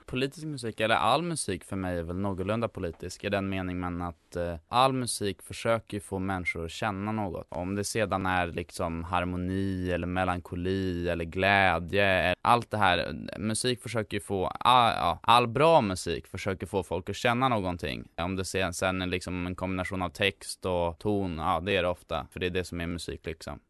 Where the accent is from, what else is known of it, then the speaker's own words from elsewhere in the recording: Stockholm, Stockholm County, Sweden; för han skildrar en del av stan som jag är uppvuxen i. Jag bodde när jag var liten på Hjorthagen